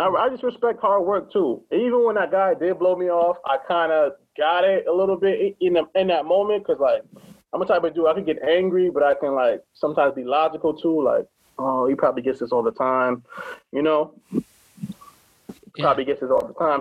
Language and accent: English; Hartford, Connecticut, United States; I'm from Hartford